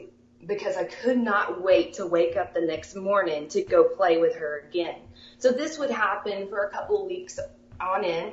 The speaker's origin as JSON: {"language": "English", "town": "Shamrock", "region": "Texas", "country": "United States", "tie": "born or raised there", "said": "I was born there in Shamrock, Texas"}